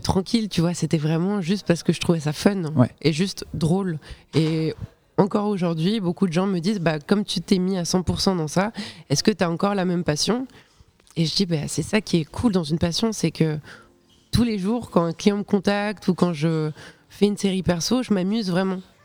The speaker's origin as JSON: {"language": "French", "country": "Switzerland", "said": "je suis de Suisse, j'étais au, cycle, donc c'est l'équivalent du collège"}